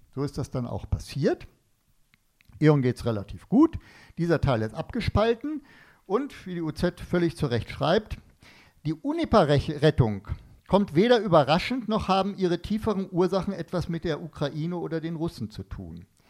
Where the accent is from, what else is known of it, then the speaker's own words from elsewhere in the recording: Northern Germany, Germany; ich komme aus Norddeutschland